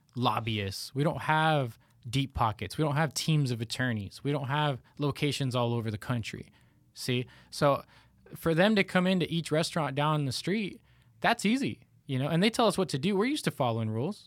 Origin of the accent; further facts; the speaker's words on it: Reno, Nevada, United States; I grew up in Reno, Nevada